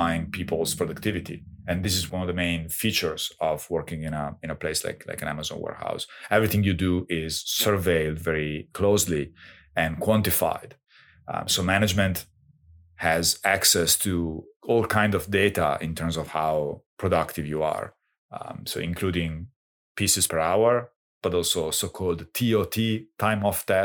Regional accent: Castel San Giovanni, Emilia-Romagna, Italy; now in Toronto, Canada; a little town in the province of Piacenza, my hometown.

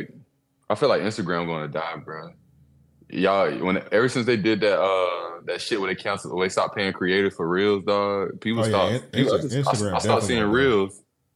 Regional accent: Bay Area, California, United States; I come from the Bay Area

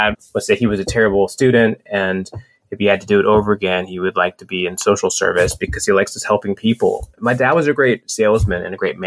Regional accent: Atlanta, Georgia, United States; I'm from Atlanta. I'm from the South.

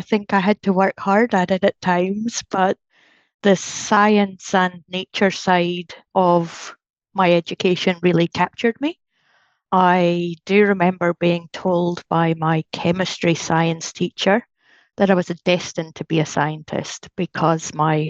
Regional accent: Penicuik, Scotland, United Kingdom; moved away as an adult; also born or lived in Aberdeen; I grew up outside Edinburgh, a little place called Pennycook, and then moved to Aberdeen when I was about 15. I guess since leaving Scotland in about 2002, I think my accent's probably mellowed a little bit.

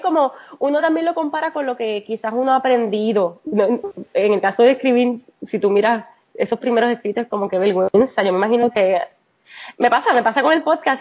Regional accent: Puerto Rico; moved away as an adult; now in Texas, United States; llegué aquí después del, del huracán María, como muchos puertorriqueños

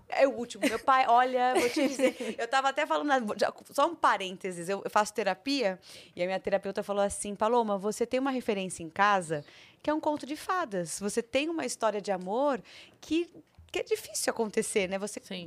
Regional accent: São Paulo, Brazil; accent: paulistano; also born or lived in Rio de Janeiro; eu sou paulistana, não tenho sotaque

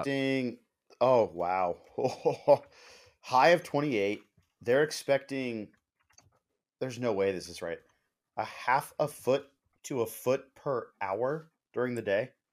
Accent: Eugene, Oregon, United States; Growing up in Eugene, like, a Duck fan

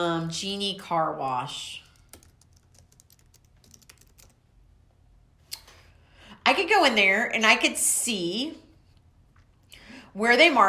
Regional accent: Waco, Texas, United States; I'm from Waco, Texas

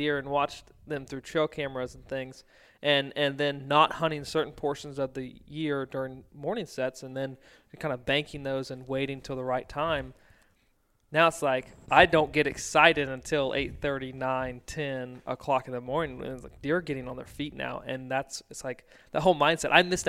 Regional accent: Virginia, United States; I was like, when I was growing up in Virginia, this takes me back to all the walks in.

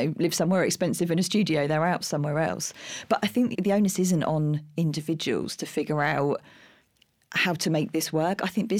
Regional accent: Streatham, London, United Kingdom; In Streatham.

